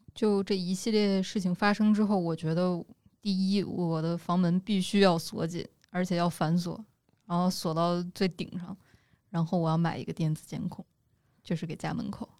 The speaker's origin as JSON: {"language": "Chinese", "region": "Northwest China", "country": "China", "said": "我们西北那边儿"}